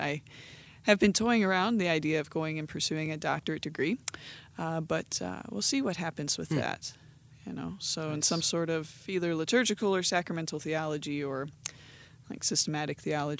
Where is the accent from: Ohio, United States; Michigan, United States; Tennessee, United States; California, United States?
Ohio, United States; Canton; Anyways, but I'm from the Canton, Ohio area